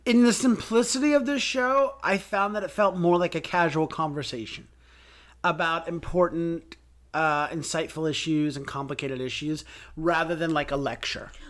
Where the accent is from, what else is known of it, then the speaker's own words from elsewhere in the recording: United States; growing up in America